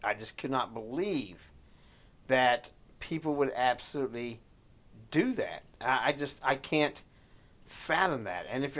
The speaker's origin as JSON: {"language": "English", "country": "United States", "said": "dude, I pay my taxes. I'm free American."}